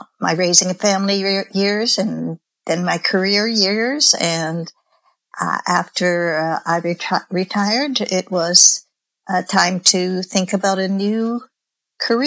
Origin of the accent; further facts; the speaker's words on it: Canada; I'm Canadian